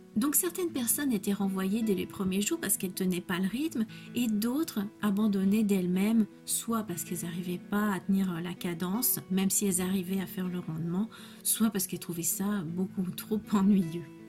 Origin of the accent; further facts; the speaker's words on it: France; je suis française